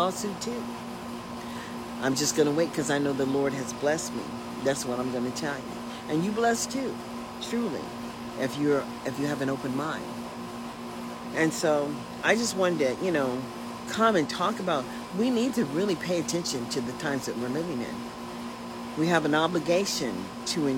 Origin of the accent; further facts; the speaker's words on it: Sacramento, California, United States; we came from Meadowview.